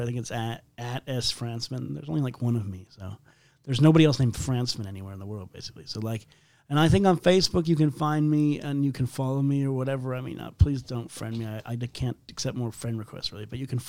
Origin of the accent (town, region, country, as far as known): Maine, United States; born or raised there; moved away